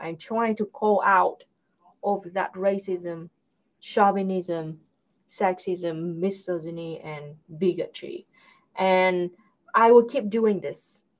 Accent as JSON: {"language": "English", "country": "Vietnam", "said": "I'm a Vietnamese."}